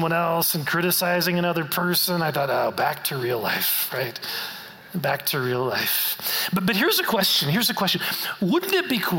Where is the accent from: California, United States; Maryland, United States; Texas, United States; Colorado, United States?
Colorado, United States; we're from Colorado